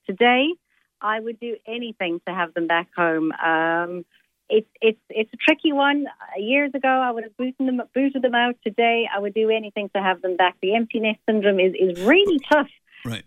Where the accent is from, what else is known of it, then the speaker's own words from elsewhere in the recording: South Africa; first language Italian; English is a second language; I was born in South Africa, but my mother and father are Italian. I spoke Italian before I spoke uh, English